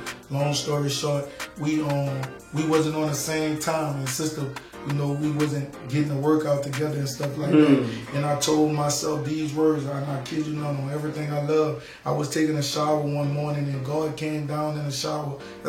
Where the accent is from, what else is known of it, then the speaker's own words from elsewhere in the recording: New Orleans, Louisiana, United States; I said, you from Little Bad Ridge? I'm from New Orleans. I said, that's not the same, but it's cool.